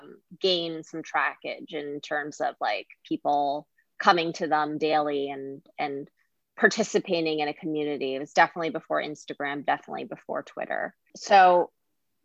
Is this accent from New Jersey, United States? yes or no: yes; New Jersey, United States; I grew up in New Jersey